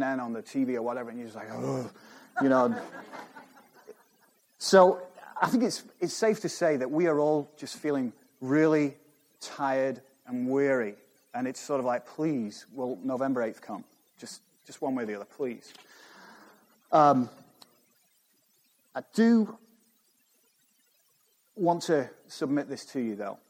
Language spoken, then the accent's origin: English; United Kingdom; moved away as an adult; now in United States